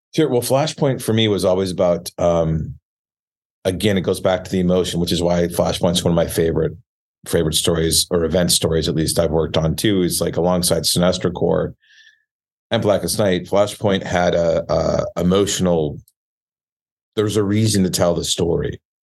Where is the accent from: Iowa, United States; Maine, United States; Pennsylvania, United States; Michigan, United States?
Michigan, United States; we all studied French growing up in Michigan